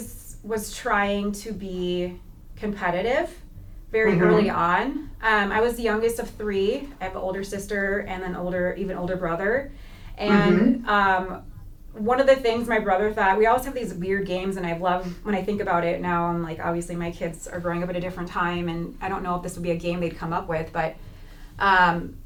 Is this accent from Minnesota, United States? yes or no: yes; St. Louis Park, Minnesota, United States; But I grew up in St. Louis Park, Minnesota